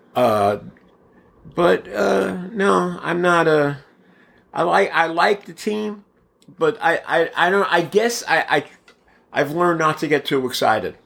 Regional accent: Bay Area, California, United States; moved away as an adult; also born or lived in Brooklyn, New York; now in Mesa, United States; moved to the Bay Area and then moved here, uh, in ninety-seven

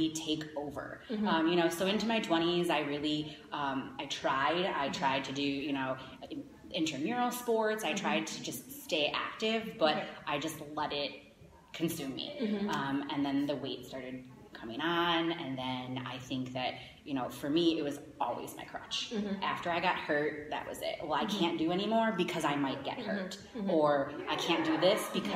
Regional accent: Schaumburg, Illinois, United States; I grew up here in Schaumburg

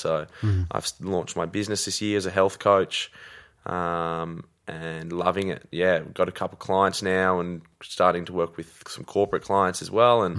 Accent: Sydney, New South Wales, Australia; now in Melbourne, Australia; Born in Melbourne, raised pretty much my whole life in Sydney.

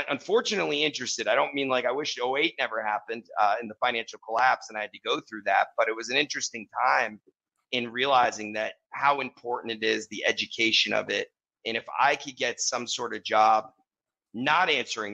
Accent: Wellesley, Massachusetts, United States; I grew up in Wellesley, Massachusetts.

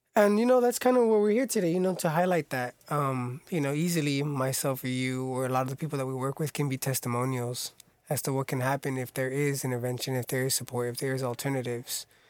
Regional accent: Orange County, California, United States; born and raised in Orange County.

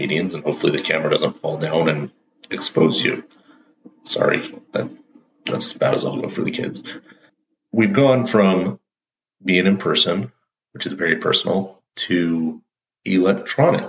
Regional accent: Pacific Northwest, United States; I'm from the Pacific Northwest

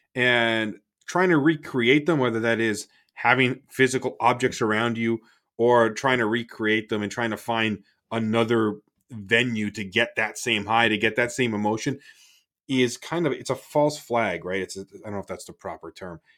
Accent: Toronto, Ontario, Canada; now in United States; I grew up in Toronto

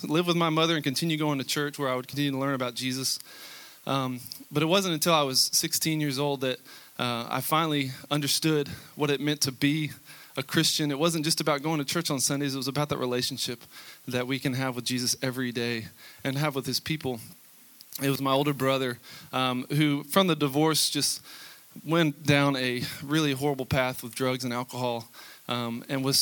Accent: Texas, United States; moved away; I'm from Texas

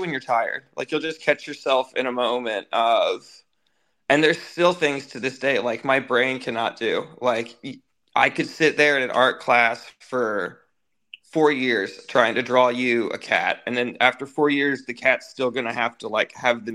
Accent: Dayton, Ohio, United States; now in Florida, United States; I'm from Dayton, Ohio.

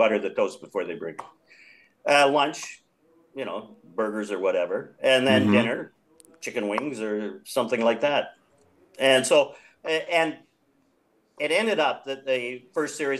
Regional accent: Vancouver, British Columbia, Canada; I'm from Vancouver

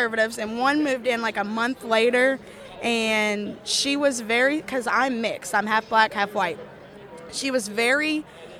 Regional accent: Kentucky, United States; I'm from Kentucky. I go to Northern Kentucky University

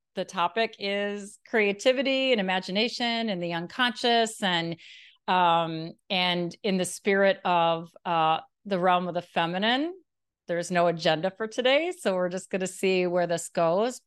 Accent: Milwaukee, Wisconsin, United States; moved away as an adult; now in Jacksonville Beach, United States; Milwaukee, Wisconsin, which is my hometown

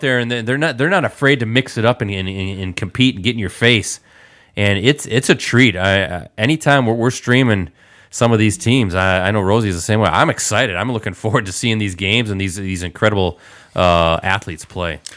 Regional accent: Stevens Point, Wisconsin, United States; my hometown, Stevens Point

